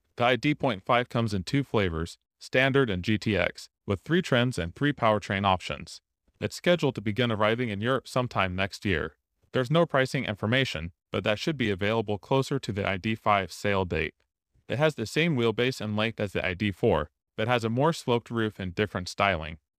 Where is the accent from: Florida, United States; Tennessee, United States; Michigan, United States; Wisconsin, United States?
Tennessee, United States; here in my home state